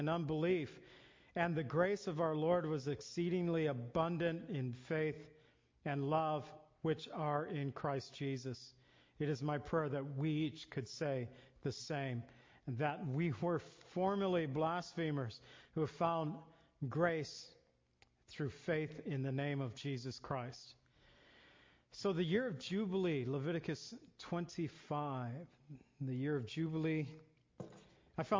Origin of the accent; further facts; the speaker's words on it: near Zion, Illinois, United States; I grew up near Zion, Illinois